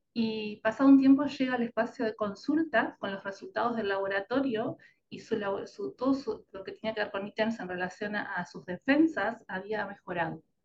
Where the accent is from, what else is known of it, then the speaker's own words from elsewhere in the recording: Uruguay; moved away as an adult; now in Argentina; soy uruguaya, pero vivo en Argentina ya hace la mitad de mi vida, siempre bromeo con esto de que soy como un café con leche, mitad y mitad, la mitad de mi vida viví en Uruguay y la otra mitad en Argentina